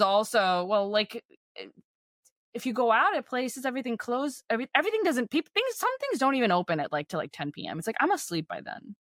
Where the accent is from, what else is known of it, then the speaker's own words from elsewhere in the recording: Texas, United States; moved away; my hometown is, like, nothing like it was